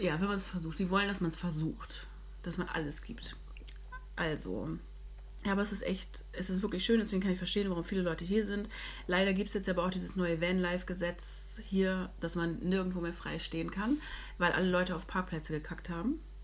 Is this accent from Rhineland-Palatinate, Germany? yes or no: no; Hamburg, Germany; ich komme aus Hamburg